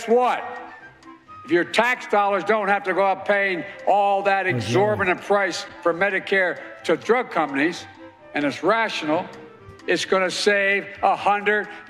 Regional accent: Scranton, Pennsylvania, United States; I'm from Scranton

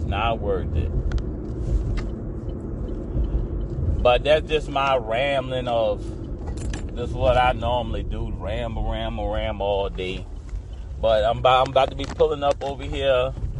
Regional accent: Louisiana, United States; I'm from Louisiana

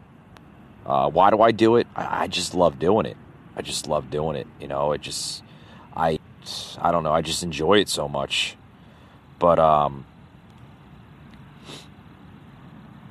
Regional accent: United States

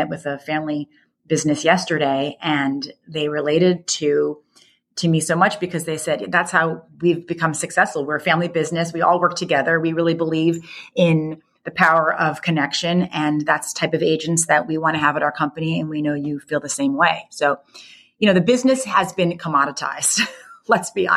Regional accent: the New York area, United States; I grew up in the New York area.

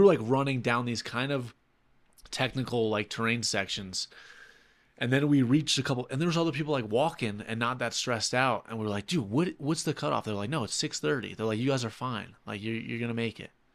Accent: New York City, New York, United States; now in Saint Petersburg, United States; I'm from New York City

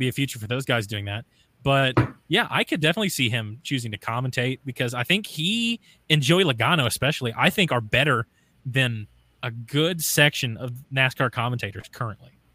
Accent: the South, United States; I have an accent or whatever, but I'm from the South

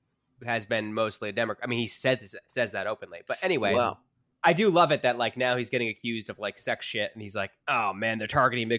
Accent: New Jersey, United States; I'm from New Jersey

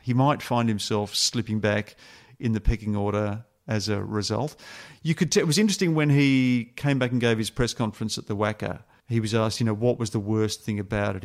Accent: Australia

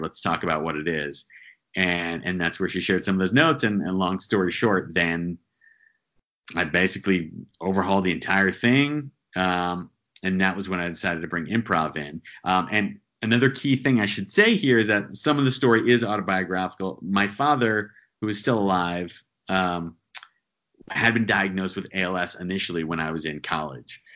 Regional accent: central New Jersey, United States; now in New York City, United States; Grew up in New Jersey, uh, central New Jersey, about an hour from New York City.

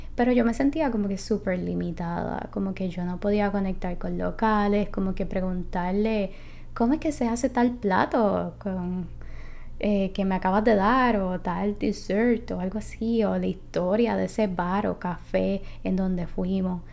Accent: Puerto Rico; soy de Puerto Rico

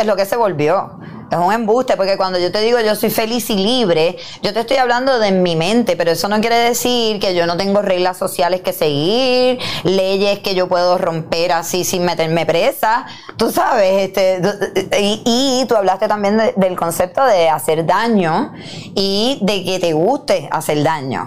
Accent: Puerto Rico; soy una mujer boricua, con curvas, que hablo malo

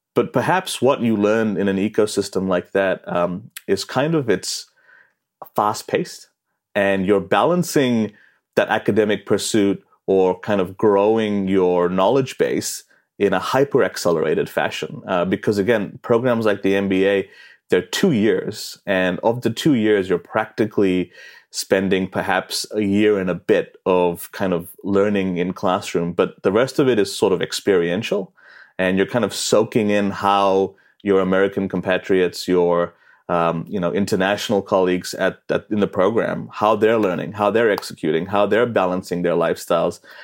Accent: New Zealand; moved away as an adult; growing up in New Zealand

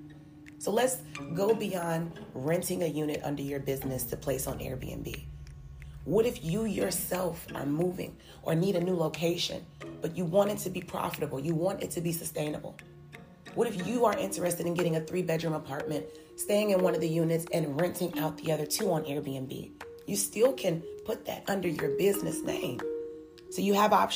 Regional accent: Chicago, Illinois, United States; I'm from Chicago, Illinois

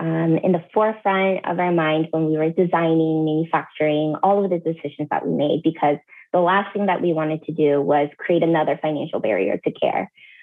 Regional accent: California, United States; also born or lived in Canada / Seattle; now in Minnesota, United States; I've lived in Canada. I've lived in the Midwest. I grew up partially in California, and then I lived in Seattle the longest for 8 years before moving here to Minnesota, which is now my current home.

